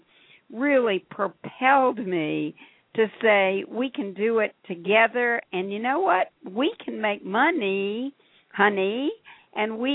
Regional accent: Atlanta, Georgia, United States; I grew up in Atlanta, Georgia during the Civil Rights Movement

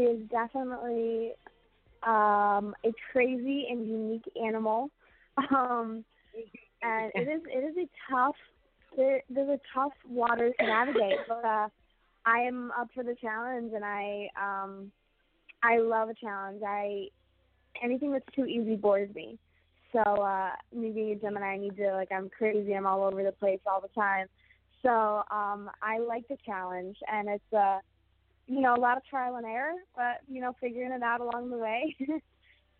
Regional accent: Jamestown, New York, United States; moved away as an adult; now in New York City, United States; I'm originally from Jamestown, New York, like Buffalo, New York area. And I moved here to New York City a couple years ago

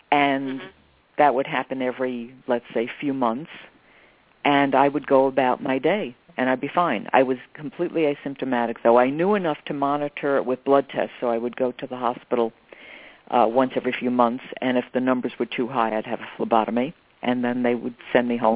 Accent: New York, United States; I'm a New Yorker. You're inconvenienced all the time.

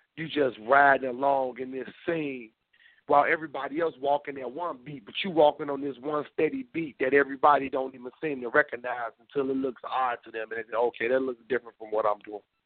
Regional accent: Memphis, Tennessee, United States; also born or lived in outside Chicago, Illinois; now in Chicago area, United States; I know where I'm from. I'm from Memphis, Tennessee. I just so happen to live outside of Chicago

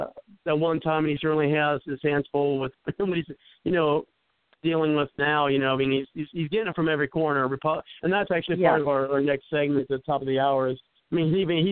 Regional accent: Cincinnati, Ohio, United States; I'm from the West Side.

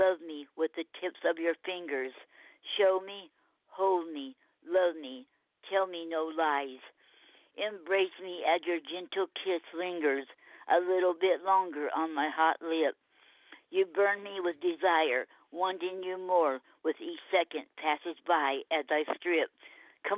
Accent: Indiana, United States; now in Florida, United States; I was born in Indiana, and I guess I've been down here in Florida too long

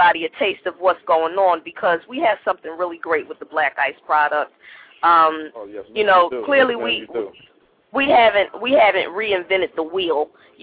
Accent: Philadelphia, Pennsylvania, United States; I'm from Philly

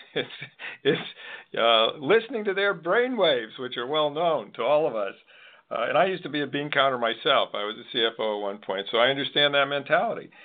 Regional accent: Manchester, Connecticut, United States; moved away; I'm from Manchester, Connecticut originally, so I'm a Mancunian

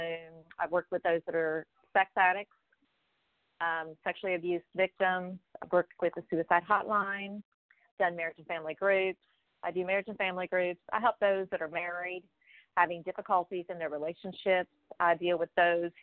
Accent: South Carolina, United States; born or raised there; also born or lived in Maryland

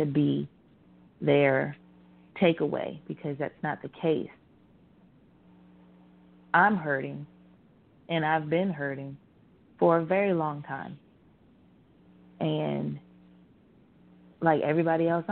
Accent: Virginia, United States; growing up in Virginia, in the South

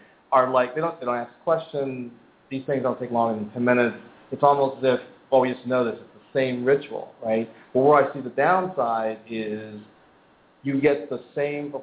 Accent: Philadelphia, Pennsylvania, United States; moved away; I'm actually from Philadelphia originally

